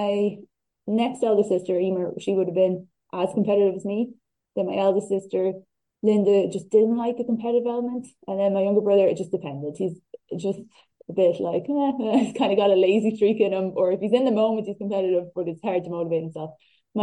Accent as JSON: {"language": "English", "town": "Dunboyne", "region": "County Meath", "country": "Ireland", "tie": "born or raised there", "said": "I grew up in Dunboyne, County Meath"}